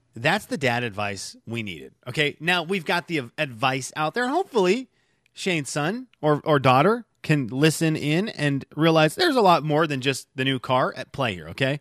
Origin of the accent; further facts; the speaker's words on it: Venezuela; moved away; growing up in Venezuela, a third world country